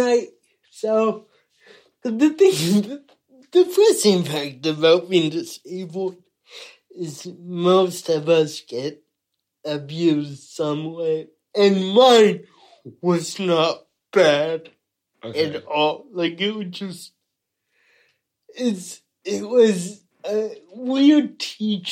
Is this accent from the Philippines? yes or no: no; United States; now in United Kingdom; I'm American